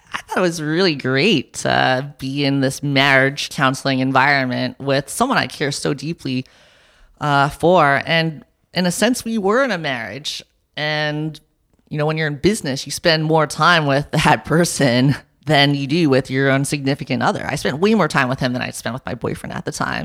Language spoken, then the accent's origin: English; New York City, New York, United States; moved away; I grew up in New York and my parents are entrepreneurs